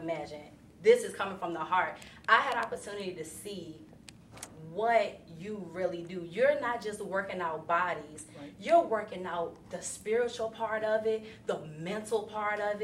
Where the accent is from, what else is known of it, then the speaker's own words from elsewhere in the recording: Virginia, United States; I'm from Virginia too